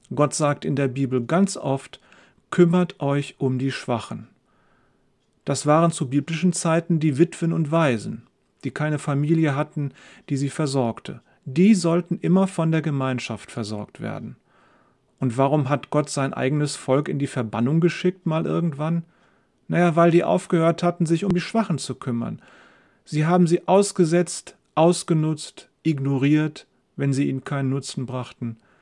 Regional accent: Germany; wir Deutsche

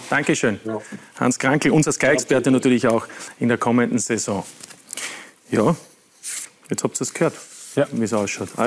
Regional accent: Austria; Ich habe gesagt, ich komme aus Österreich.

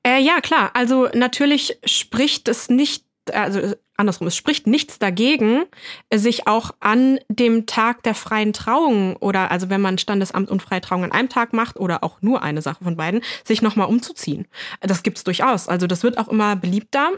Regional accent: Lower Saxony, Germany; now in East Germany; Ich bin ja aus Niedersachsen

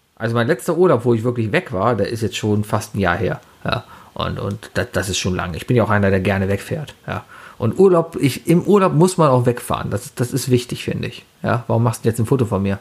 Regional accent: Cologne, North Rhine-Westphalia, Germany; ich bin ja auch Kölner, also ich bin ja hier geboren und hier aufgewachsen

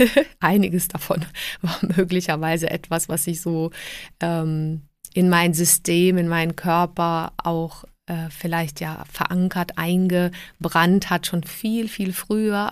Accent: Southern Germany, Germany; also born or lived in Prague, Czech Republic / Trier, Germany; now in Munich, Germany; ich bin ähm, 1973 geboren in Prag. Ähm, wir sind emigriert, als ich sieben Jahre alt war. Und ähm, dann habe ich so im süddeutschen Raum auch gelebt

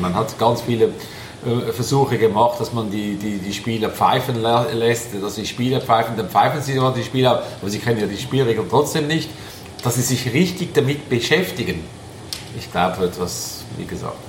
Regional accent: Switzerland; bei uns in der Schweiz

